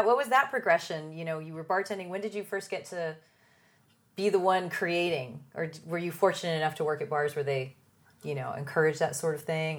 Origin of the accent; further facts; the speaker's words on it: San Diego, California, United States; I'm from San Diego and then there's LA.